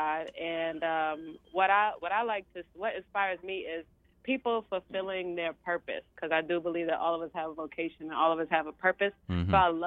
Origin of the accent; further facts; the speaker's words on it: New York City, New York, United States; I was originally born and raised in East New York, Brooklyn